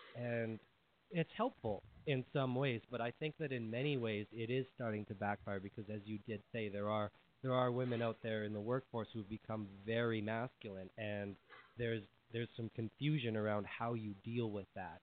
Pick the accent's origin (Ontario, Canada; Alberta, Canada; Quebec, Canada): Alberta, Canada; Edmonton; I'm from Canada. Yeah, Edmonton, Alberta, Canada